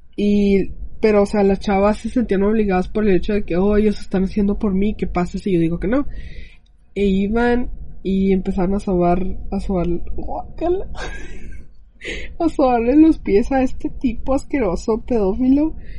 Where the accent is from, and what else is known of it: Mexico